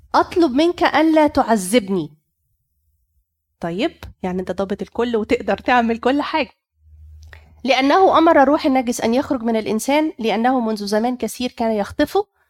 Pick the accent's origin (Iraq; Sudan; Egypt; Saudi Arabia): Egypt; عندنا في مصر